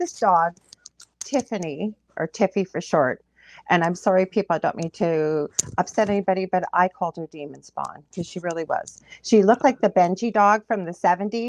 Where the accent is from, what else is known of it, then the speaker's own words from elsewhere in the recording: Canada; I'm a Canadian clairvoyant medium